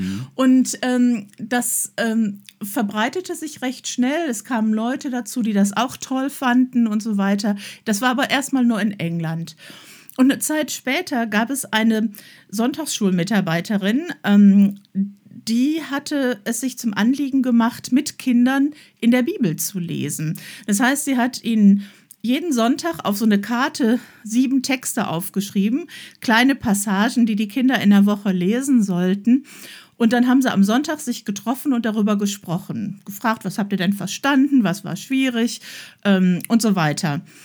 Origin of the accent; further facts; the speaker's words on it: Emmerich, North Rhine-Westphalia, Germany; now in Oberbergischer Kreis, Germany; ich komm ja vom Niederrhein, wo man mit einem Fahrrad zwischen den Beinen aufwächst